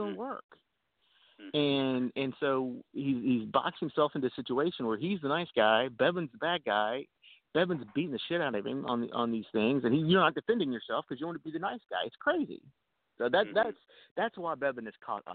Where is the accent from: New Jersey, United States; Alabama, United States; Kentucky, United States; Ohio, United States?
Kentucky, United States; Elizabethtown; my hometown in E-Town